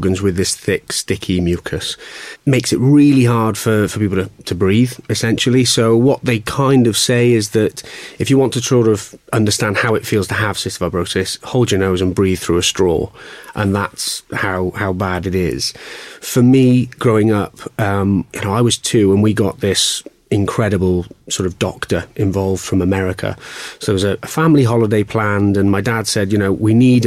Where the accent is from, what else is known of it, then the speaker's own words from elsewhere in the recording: Welsh, Wales, United Kingdom; being Welsh